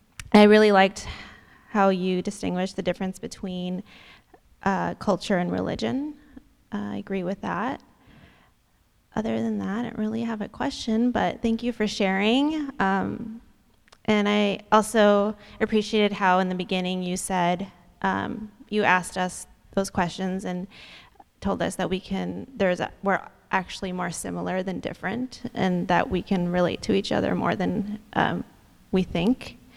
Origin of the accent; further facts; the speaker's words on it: the Bay Area, California, United States; I was born and raised in California and the Bay Area, actually.